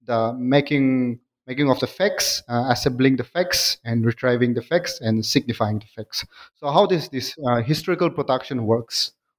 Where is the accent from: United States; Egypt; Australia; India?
India; Nagaland; Now, I'm here in India, and my people are Nagas. I'm from Nagaland